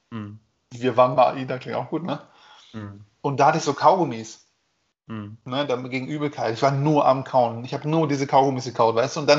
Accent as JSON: {"language": "German", "country": "Germany", "said": "So, ich bin Deutscher, ich zahle nicht."}